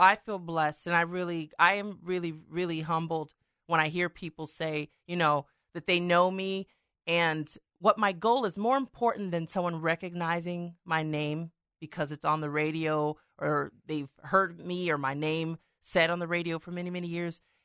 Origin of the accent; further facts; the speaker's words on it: Stockton, California, United States; I was born in Stockton, raised in Stockton, went to local schools.